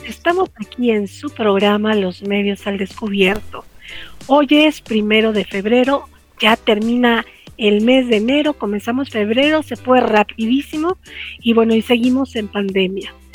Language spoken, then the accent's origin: Spanish; Mexico; personas como somos los mexicanos